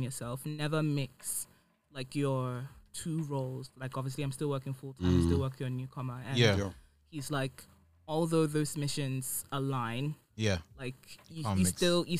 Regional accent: Ghana; I grew up in Ghana

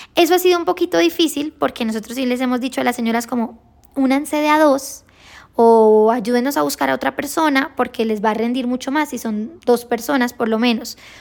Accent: Girón, Santander, Colombia; Nosotros somos de Santander, de un municipio que se llama Girón

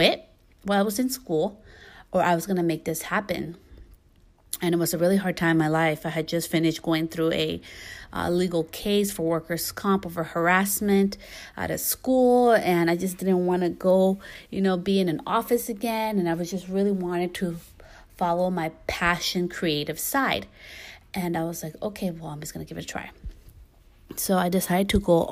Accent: California, United States; also born or lived in New York / Guatemala; I was born in New York, you know, and I grew up most of my life in California

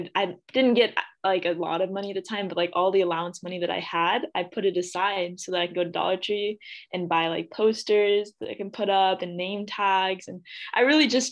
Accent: Clovis, California, United States; I grew up in the Central Valley in a little town called Clovis.

